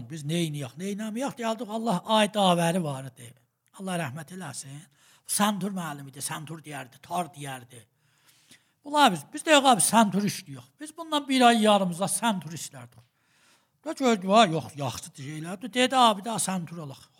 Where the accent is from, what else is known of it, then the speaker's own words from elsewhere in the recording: Tabriz, East Azerbaijan, Iran; mən Təbriz uşağıyam. Salimin 337-də, Sahib Xiyabanında anadan olmuşam. Orda böyümüşəm və bir xanəvadə ki, təqribən məzhəbi idilər.